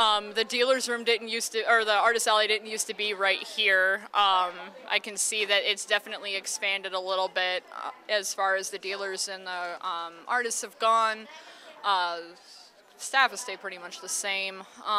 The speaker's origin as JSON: {"language": "English", "region": "Ohio", "country": "United States", "tie": "born or raised there", "also_born_or_lived": "Maine", "moved": "as an adult", "lives_now": "New England, United States", "said": "I'm actually a native of Ohio."}